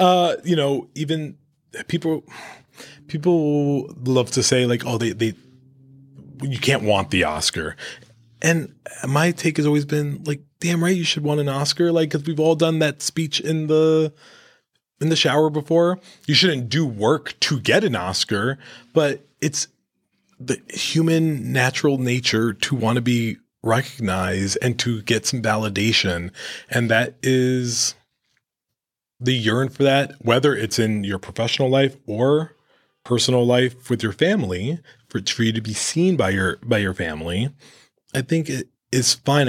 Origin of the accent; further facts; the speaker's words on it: New York, United States; as a Latino growing up in New York